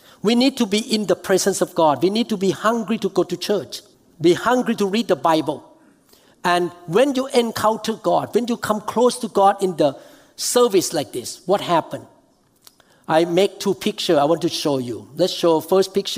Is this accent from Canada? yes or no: no; Thailand; moved away; I flew to Thailand because my hometown.